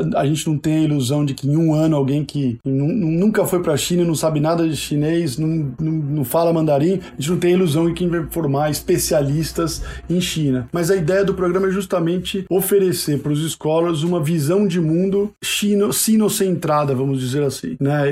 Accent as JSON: {"language": "Portuguese", "region": "São Paulo", "country": "Brazil", "tie": "born or raised there", "moved": "as an adult", "lives_now": "United States", "said": "eu sou de São Paulo originalmente, filho, é, um, um verdadeiro filho da USP, fiz creche na USP, fiz escola de aplicação na USP"}